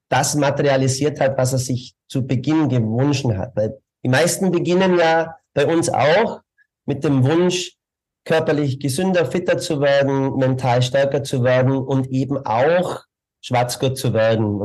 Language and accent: German; Bavaria, Germany; accent: Bavarian; moved away as an adult; also born or lived in Munich; now in Vienna, Austria; Ich bin auch Bayer, so wie Sie aber mehr, mehr noch im südlichen Bereich. Ähm, äh, bin da aufgewachsen, habe 18 Jahre dort gelebt und ähm, bin dann nach München zum Studieren, war zehn Jahre in München und bin seit 2003 in Wien.